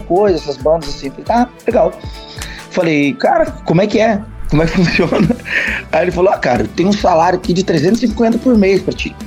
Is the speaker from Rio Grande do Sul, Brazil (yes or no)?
yes; Bento Gonçalves, Rio Grande do Sul, Brazil; Eu, eu sou natural de Bento Gonçalves, tá? Serra Gaúcha